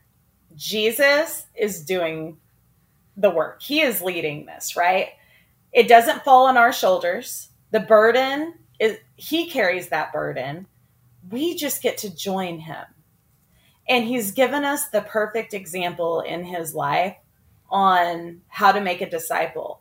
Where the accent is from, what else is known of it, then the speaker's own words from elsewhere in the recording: Oklahoma, United States; I'm from Oklahoma